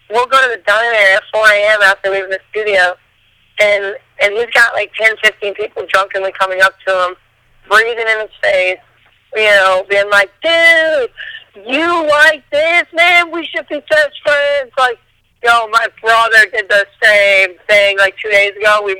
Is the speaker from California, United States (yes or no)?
no; Bennington, Vermont, United States; I'm from Bennington, Vermont, which, if you've never heard of Vermont, it is true.